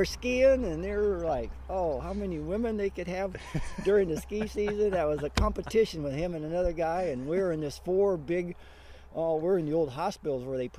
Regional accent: Nebraska, United States; moved away as an adult; also born or lived in Colorado / Garmisch, Germany; growing up in Nebraska, I never even been out of the state of Nebraska growing up the first 18 years until I got into college

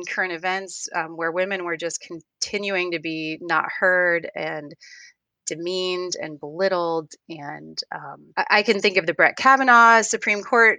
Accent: United States; the way that I was raised in America as a girl

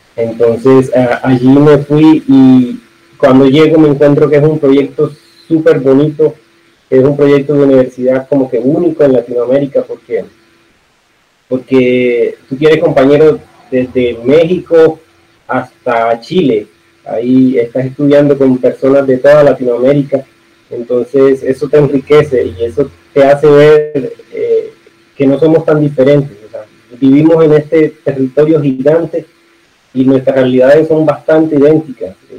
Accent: San Juan de Urabá, Antioquia, Colombia; accent: mix of costeño and paisa; now in Necoclí, Colombia; yo soy antioqueño, yo soy de Engabá, actualmente vivo en Necoclí, pero nací aquí en el municipio de al lado, que es San Juan de Irabajo

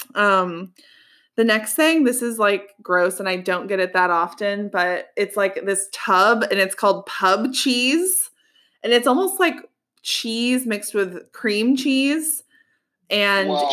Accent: Colorado, United States; moved away as an adult; now in Georgia, United States; I grew up in Colorado

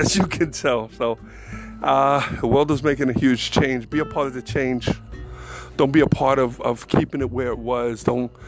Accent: New York, United States; I'm from New York

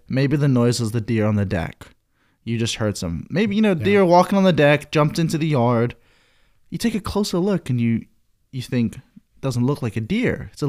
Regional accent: England, United Kingdom; I'm from England.

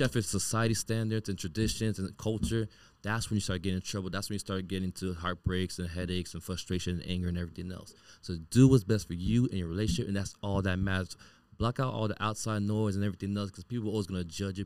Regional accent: Miami, Florida, United States; I grew up born and raised in Miami

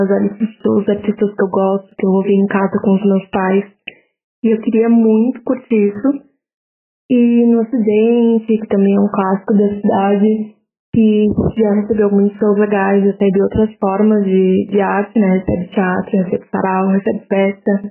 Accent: Porto Alegre, Rio Grande do Sul, Brazil; Eu cresci em Porto Alegre, né? Morei a vida inteira aqui, tirando o período da faculdade.

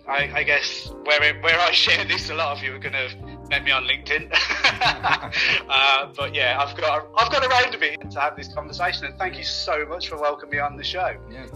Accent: Birmingham, West Midlands, United Kingdom; accent: Brummie; now in Oxfordshire, United Kingdom; Not a native, as you can probably tell from my tone. I'm a Brummie by nature, kept that with me. So I'm a Brummie.

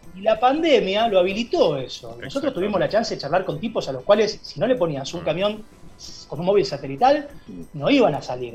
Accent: Berabevú, Santa Fe, Argentina; moved away as an adult; now in Rosario, Argentina; las calles de mi pueblo, en donde yo crecí, donde viví hasta los 18 años

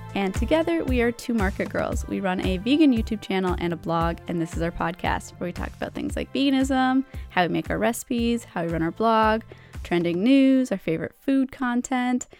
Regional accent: Canada; because we are Canadian

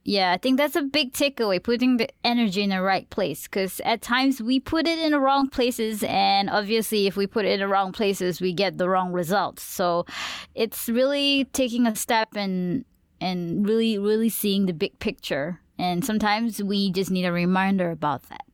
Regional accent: Malaysia; accent: Malaysian; I'll speak full-blown in my Malaysian accent

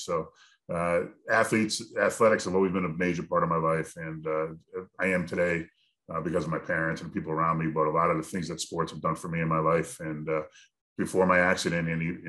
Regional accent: Connecticut, United States; I'm from Connecticut, about 2.5 hours away.

